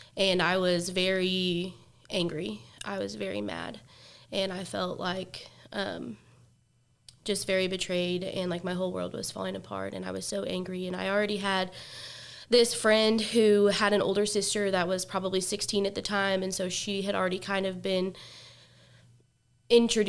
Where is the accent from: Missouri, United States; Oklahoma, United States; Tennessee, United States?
Missouri, United States; Lee's Summit; I grew up in Lee Summit, Missouri, in the suburbs right outside of Kansas City